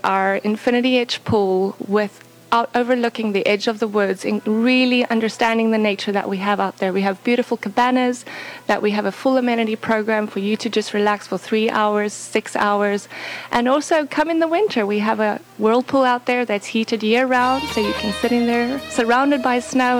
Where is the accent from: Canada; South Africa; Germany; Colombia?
South Africa; moved away; I'm originally from South Africa.